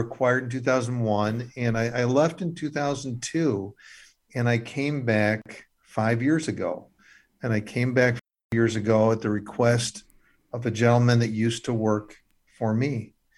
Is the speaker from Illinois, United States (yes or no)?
yes; Illinois, United States; I'm actually from Illinois, born and raised